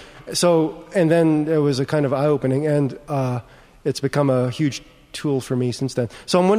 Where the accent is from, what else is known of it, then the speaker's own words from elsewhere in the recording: Tuscaloosa, Alabama, United States; moved away; also born or lived in Vancouver; I grew up in Tuscaloosa, Alabama. My family, I was born in Vancouver, but my family moved to Alabama in 1965, before most Asians were allowed to immigrate to the United States.